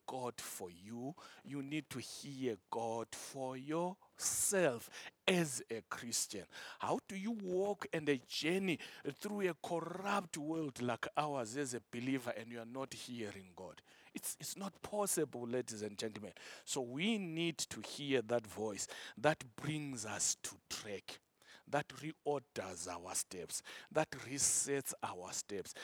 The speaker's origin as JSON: {"language": "English", "country": "Zimbabwe", "said": "my country, Zimbabwe"}